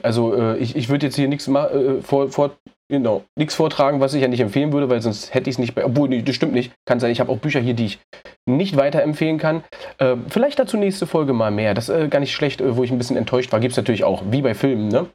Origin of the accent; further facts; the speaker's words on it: Berlin, Germany; ich komme aus Berlin